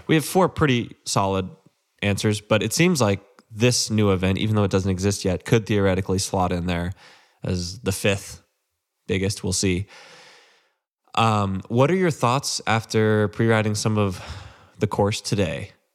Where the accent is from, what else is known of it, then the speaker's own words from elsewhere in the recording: Central Texas, United States; I grew up in Central Texas